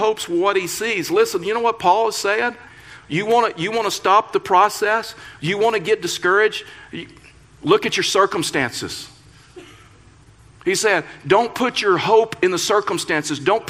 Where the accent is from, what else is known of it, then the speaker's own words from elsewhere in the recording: Texas, United States; now in Colorado, United States; I was raised in Texas.